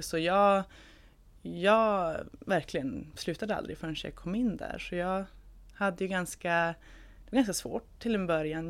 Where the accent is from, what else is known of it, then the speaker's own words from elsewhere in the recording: Umeå, Västerbotten County, Sweden; jag kommer från Umeå.